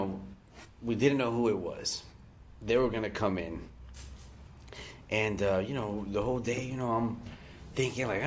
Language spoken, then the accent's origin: English; Hialeah, Florida, United States; I'm from Miami. I'm from Hialeah, born and raised